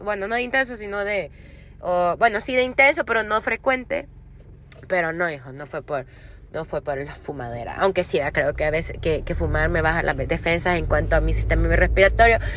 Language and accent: Spanish; El Salvador; yo soy del Salvador